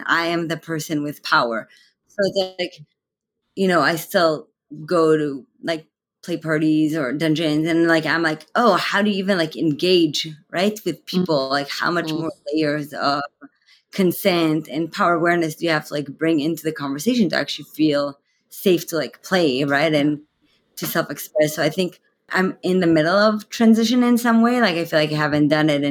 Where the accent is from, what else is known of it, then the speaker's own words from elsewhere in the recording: Israel; now in San Francisco Bay Area, United States; I am originally from Israel